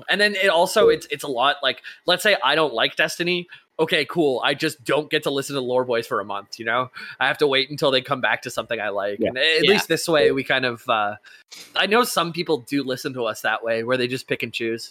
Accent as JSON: {"language": "English", "region": "Utah", "country": "United States", "said": "P.S. I'm from Utah in the USA, and yes, I'm a Mormon, but I bring it up every time I hear y'all bring up Utah."}